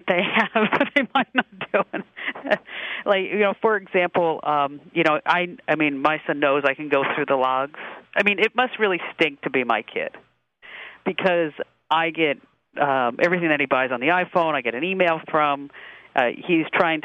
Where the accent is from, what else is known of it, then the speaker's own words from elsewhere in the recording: New York City, New York, United States; I'm from New York City